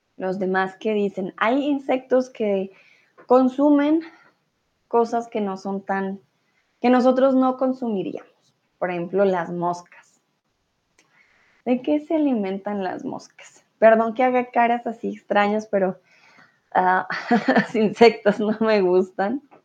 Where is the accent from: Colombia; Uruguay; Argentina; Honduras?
Colombia; now in Germany; soy de Colombia, vivo en Alemania comúnmente, ahora estoy en México.